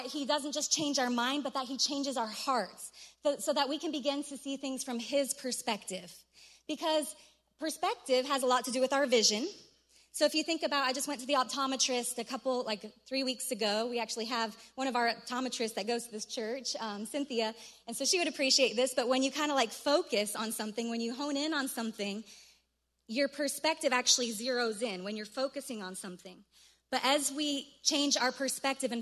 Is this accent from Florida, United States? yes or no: no; Colorado, United States; I'm from Colorado